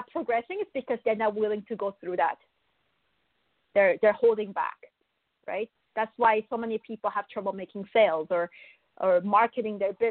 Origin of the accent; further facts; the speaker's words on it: Buenos Aires, Argentina; also born or lived in Korea; now in Canada; I, I was born in Korea, but I was also raised in Buenos Aires, in Argentina and then I moved to Canada.